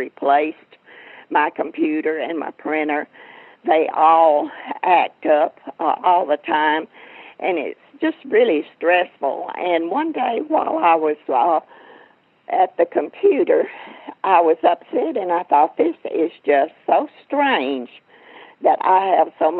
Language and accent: English; Georgia, United States; accent: Southern; I am a Southern Belle, and you probably can hear it.